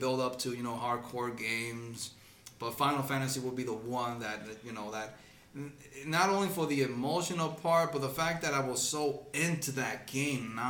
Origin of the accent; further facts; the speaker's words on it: Dominican Republic; moved away; also born or lived in United States; I was born in the United States, but got raised in the Dominican Republic.